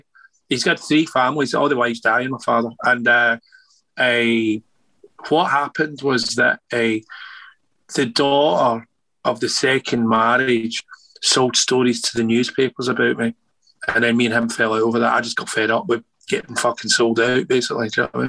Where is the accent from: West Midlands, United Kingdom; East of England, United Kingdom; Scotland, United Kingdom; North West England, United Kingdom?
Scotland, United Kingdom; Well, I'm Scottish. You know, I mean, it wasn't freaked out.